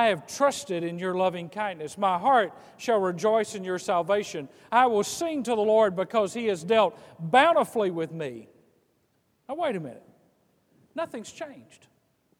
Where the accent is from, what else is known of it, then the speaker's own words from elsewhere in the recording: Mississippi coast, United States; I grew up on the Mississippi coast, and we had a lot of hurricanes